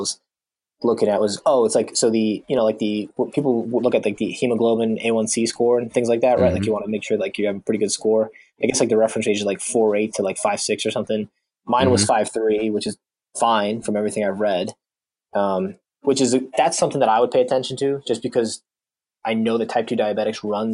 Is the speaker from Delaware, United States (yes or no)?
no; New Jersey, United States; moved away as an adult; also born or lived in South Carolina; We're really from New Jersey